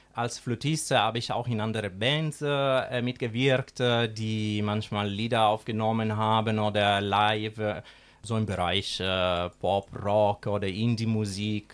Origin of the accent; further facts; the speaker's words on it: Sicily, Italy; German is a second language; moved away as an adult; now in Schwerte, Germany; Ich komme aus Sizilien, aus der schönen Sizilien